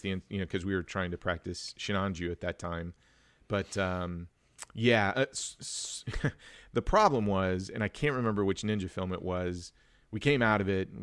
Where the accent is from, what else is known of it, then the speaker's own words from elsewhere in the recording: Wichita, Kansas, United States; I grew up in Wichita